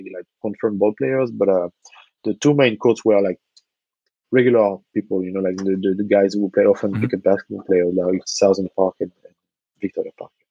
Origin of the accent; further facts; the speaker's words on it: Nantes, Pays de la Loire, France; I was working in a basketball store in my hometown, uh, mm-hmm. Nantes, on the west coast of France